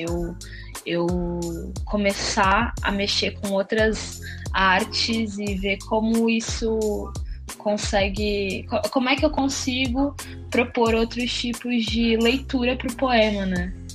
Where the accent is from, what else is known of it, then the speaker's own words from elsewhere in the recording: Santos, São Paulo, Brazil; moved away as an adult; now in São Paulo, Brazil; É, eu sou de Santos, mas há seis anos eu moro em São Paulo